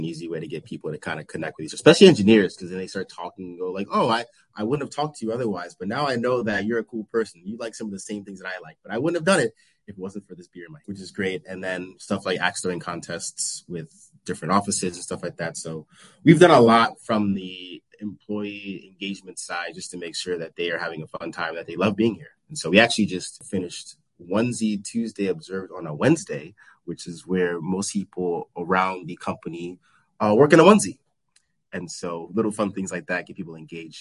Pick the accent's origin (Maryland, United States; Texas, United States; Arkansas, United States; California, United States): Maryland, United States; Baltimore; I'm from Baltimore, Maryland, born and raised there